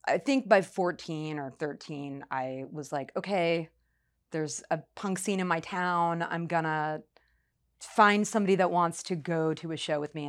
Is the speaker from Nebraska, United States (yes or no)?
yes; Omaha, Nebraska, United States; now in Seattle, United States; I'm from Omaha, Nebraska, and I moved to Seattle in 1988.